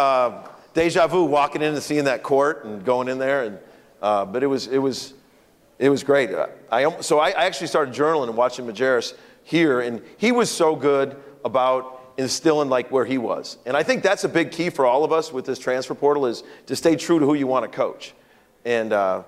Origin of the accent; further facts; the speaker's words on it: Chicago, Illinois, United States; moved away as an adult; now in Oklahoma, United States; I'm from Chicago.